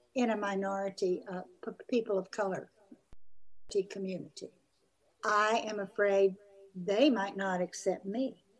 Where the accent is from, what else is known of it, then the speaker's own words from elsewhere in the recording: the South, United States; moved away; also born or lived in Brazil; I grew up white in the South